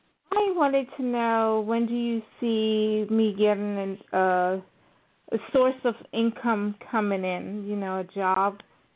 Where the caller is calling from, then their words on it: Florida, United States; I'm calling from Florida.